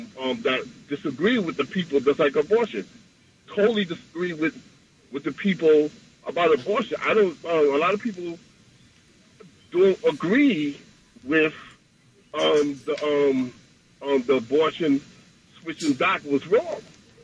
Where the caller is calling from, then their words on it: Queens, New York, United States; I'm from Queens.